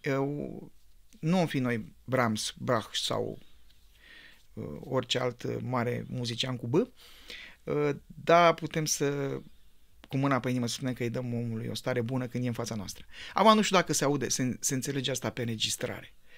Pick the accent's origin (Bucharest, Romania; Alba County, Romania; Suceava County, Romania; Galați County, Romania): Bucharest, Romania; eu am copilărit în Pantelimon